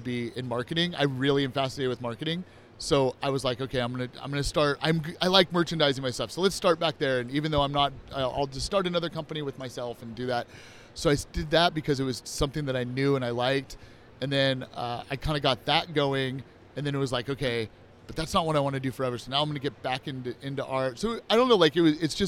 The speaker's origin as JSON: {"language": "English", "area": "Bay Area", "region": "California", "country": "United States", "tie": "born or raised there", "moved": "as an adult", "lives_now": "Orlando, United States", "said": "I grew up in the Bay Area"}